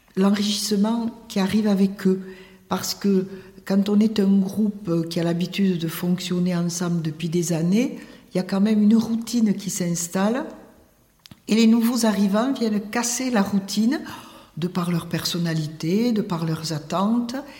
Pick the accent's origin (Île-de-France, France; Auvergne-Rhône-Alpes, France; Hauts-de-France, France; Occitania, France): Occitania, France; Tarbes; je suis née à Tarbes et j'ai travaillé à Tarbes